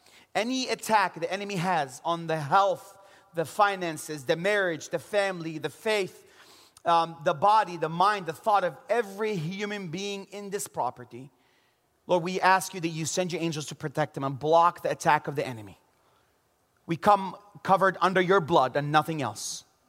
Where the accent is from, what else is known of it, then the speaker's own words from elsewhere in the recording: Jerusalem, Jerusalem District, Israel; I know He's risen because I'm from Jerusalem.